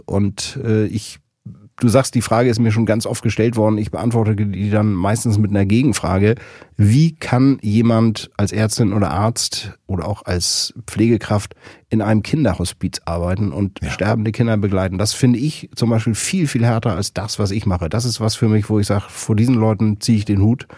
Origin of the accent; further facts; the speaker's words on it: Kronshagen, Schleswig-Holstein, Germany; now in Berlin, Germany; irgendwo in Kronshagen, wo ich aufgewachsen bin